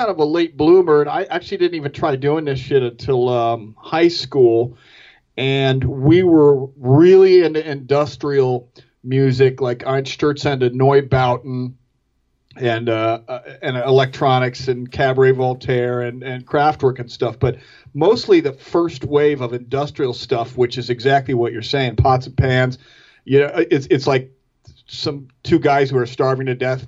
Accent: Orange County, New York, United States; moved away as an adult; also born or lived in Rhode Island; I was from Orange County, New York

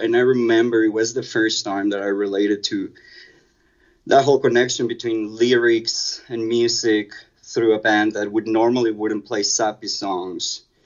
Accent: Mexico City, Mexico; I grew up in Mexico City, so a lot of my childhood was spent commuting

